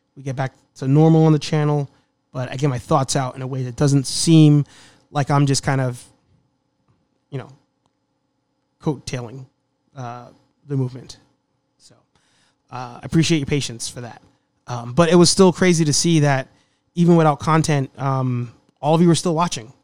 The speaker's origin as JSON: {"language": "English", "town": "New York City", "region": "New York", "country": "United States", "said": "The Bronx."}